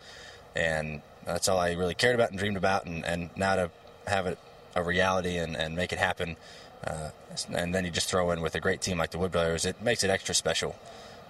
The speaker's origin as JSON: {"language": "English", "region": "Ohio", "country": "United States", "tie": "born or raised there", "said": "my hometown in Ohio, where my dad grew up"}